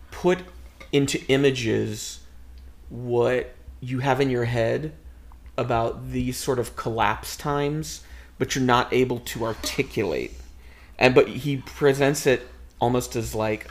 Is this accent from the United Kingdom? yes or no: no; United States; we're from America